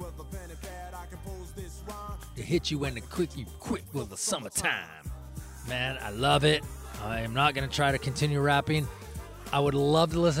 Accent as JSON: {"language": "English", "town": "Olympia", "region": "Washington", "country": "United States", "tie": "born or raised there", "said": "I'm from Washington. I'm from, you know, Olympia, Washington, a little city right there in the center."}